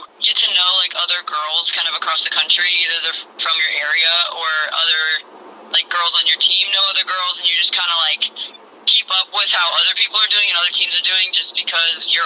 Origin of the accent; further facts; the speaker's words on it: Normal, Illinois, United States; moved away as an adult; now in the South, United States; I was born and raised in Normal, Illinois.